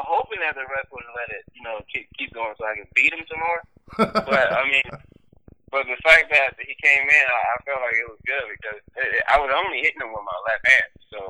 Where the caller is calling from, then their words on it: Arlington, Texas, United States; Yeah, I'm in Texas. I just got from, came from Dallas. Now I'm back in Arlington.